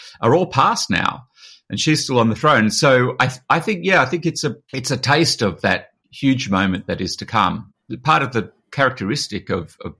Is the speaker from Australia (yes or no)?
yes; Australia; moved away as an adult; now in United Kingdom; I grew up in Australia